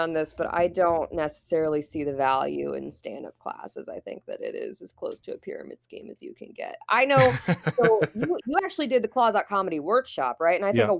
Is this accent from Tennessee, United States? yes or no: no; Fort Wayne, Indiana, United States; I am from Fort Wayne, Indiana. I am born and raised Fort Wayne.